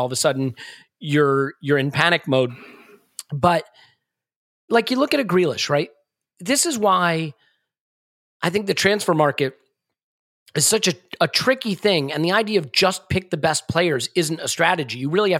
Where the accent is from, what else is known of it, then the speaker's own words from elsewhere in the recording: United States; being an American